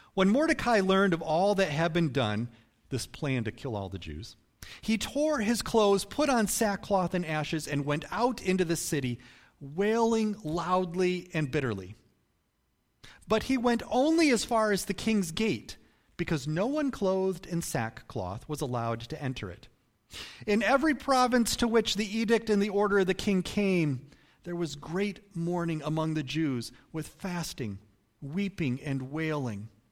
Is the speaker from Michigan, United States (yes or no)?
yes; Michigan, United States; even though I've lived in some different places around the country, I, I was born here in Michigan